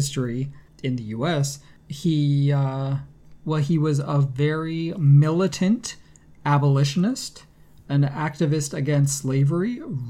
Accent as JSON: {"language": "English", "town": "Rochester", "region": "New York", "country": "United States", "tie": "born or raised there", "said": "Rochester, New York, which is my hometown"}